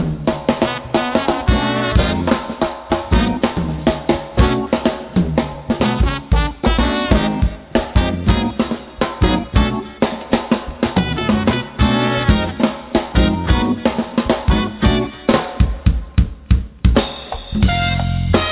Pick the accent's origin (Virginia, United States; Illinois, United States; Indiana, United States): Virginia, United States; now in New York City, United States; I was born in Virginia